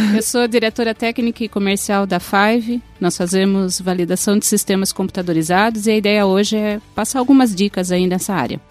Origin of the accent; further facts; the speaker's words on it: Sorocaba, São Paulo, Brazil; accent: caipira; eu sou de Sorocaba, lá a gente fala porta também